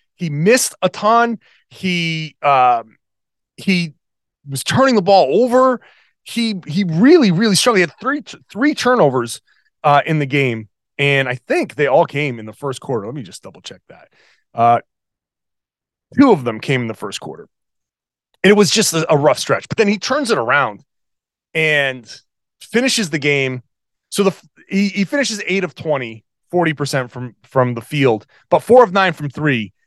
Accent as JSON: {"language": "English", "region": "New England", "country": "United States", "tie": "born or raised there", "said": "growing up in New England"}